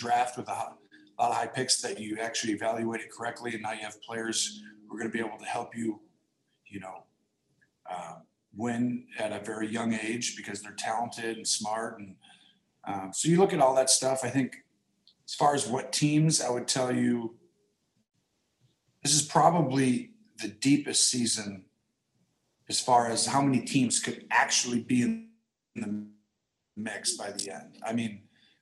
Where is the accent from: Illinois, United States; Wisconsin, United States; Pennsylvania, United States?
Wisconsin, United States; I'm from Wisconsin, so I'm talking my language now